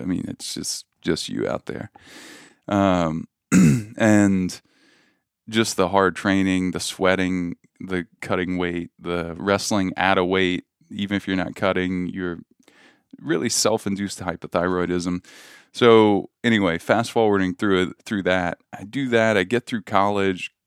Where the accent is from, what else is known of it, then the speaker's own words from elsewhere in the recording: Louisiana, United States; I grew up in Louisiana